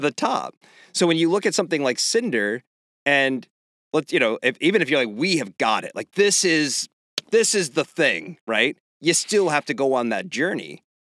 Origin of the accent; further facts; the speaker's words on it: Pennsylvania, United States; I grew up in Pennsylvania